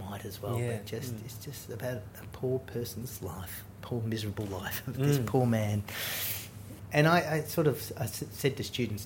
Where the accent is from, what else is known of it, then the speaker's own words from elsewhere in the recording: Australia; being an Australian filmmaker